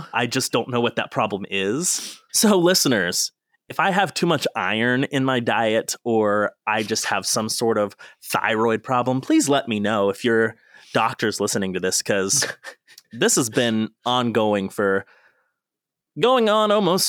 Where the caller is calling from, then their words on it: West Virginia, United States; I'm recording from West Virginia, so if there's any delays, please note that the internet is not great here now.